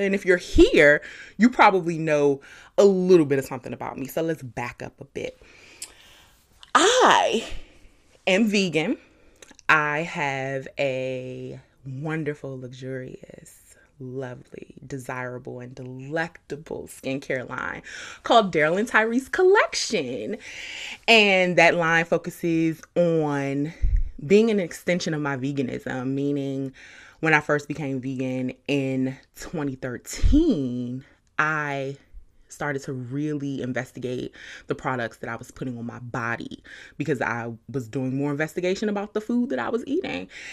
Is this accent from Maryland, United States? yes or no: yes; Suitland, Maryland, United States; also born or lived in Washington, D.C. / Charlotte, North Carolina; I grew up in Suitland, Maryland, Carriage Hill Apartments.